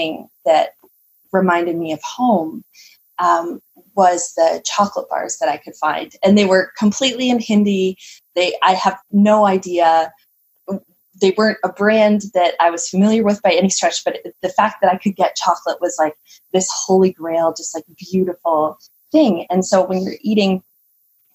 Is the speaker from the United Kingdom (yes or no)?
no; Canada